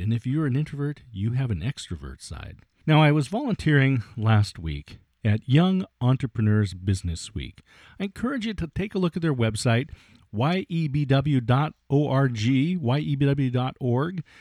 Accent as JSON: {"language": "English", "region": "Oregon State University", "country": "United States", "tie": "born or raised there", "said": "It was held in my hometown here at Oregon State University"}